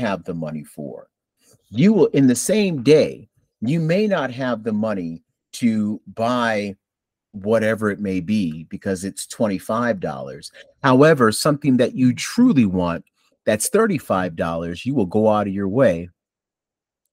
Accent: Buffalo, New York, United States; now in North Carolina, United States; I'm originally from Buffalo, New York

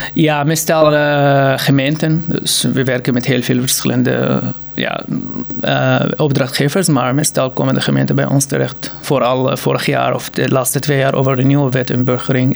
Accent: Syria; Dutch is a second language; moved away as an adult; now in Utrecht, Netherlands; ik kom uit Syrië en ik was gewoon eh, door de stroom van vluchtelingen gekomen in 2015

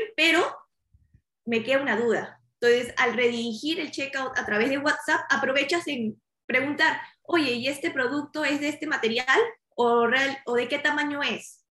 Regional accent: Lima, Peru; now in Miami, United States; yo soy originaria de Perú, yo nací en Lima

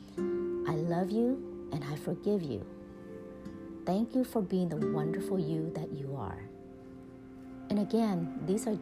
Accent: Texas, United States; accent: Texas; my Texas accent

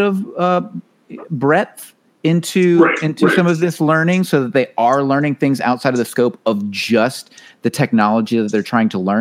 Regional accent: Georgia, United States; Chase actually and I grew up in Georgia.

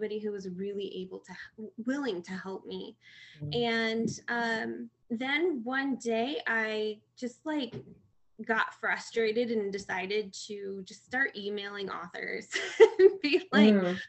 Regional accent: Michigan, United States; moved away as an adult; now in California, United States; I am originally from Michigan and have moved out to California for the last 4 years now

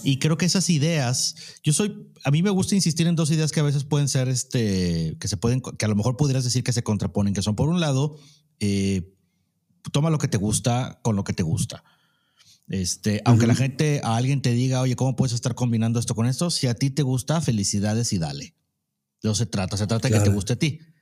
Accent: Mexico; somos mexicanos

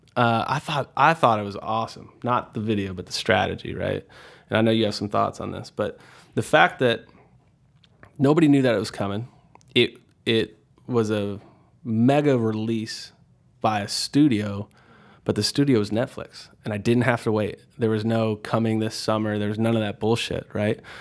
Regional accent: Houston, Texas, United States; growing up in Houston

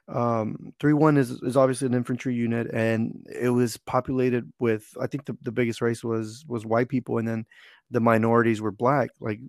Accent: Houston, Texas, United States; But so I grew up in Houston, mostly Hispanic neighborhood.

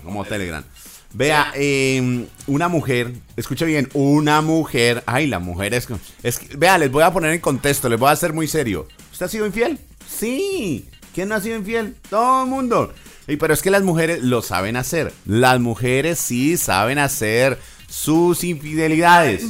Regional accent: Algeciras, Huila, Colombia; moved away as an adult; yo salí a mis 18 años de Algeciras

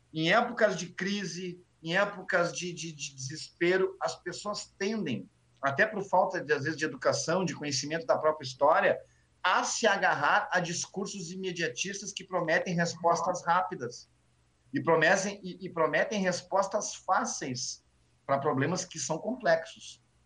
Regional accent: Porto Alegre, Rio Grande do Sul, Brazil; eu sou da Vila, eu moro no Sarandi ainda

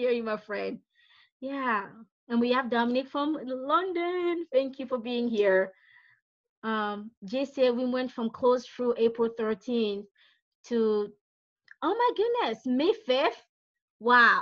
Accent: Brazzaville, Republic of the Congo; now in Pennsylvania, United States; I'm originally from Brazzaville, Congo, so I'm from not South Central, that's PA, that's where I live now

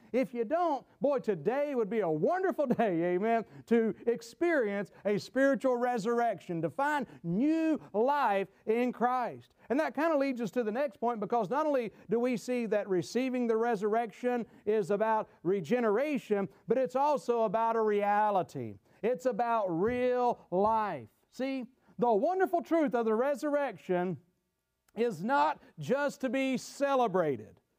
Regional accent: Gastonia, North Carolina, United States; my hometown, Gastonia, North Carolina

